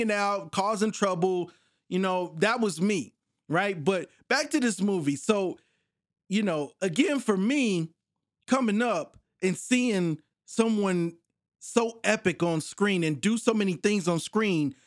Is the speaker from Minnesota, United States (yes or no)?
yes; New Brighton, Minnesota, United States; also born or lived in Fridley, Minnesota; I grew up in Minnesota. I grew up in a place called New Brighton and Fritley.